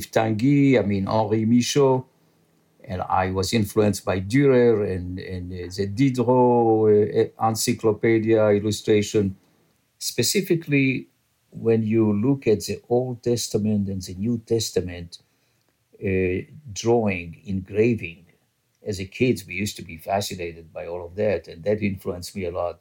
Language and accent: English; Israel; first language French; English is a second language; moved away as an adult; also born or lived in Casablanca, Morocco / Paris, France; now in New York, United States; I was born in Casablanca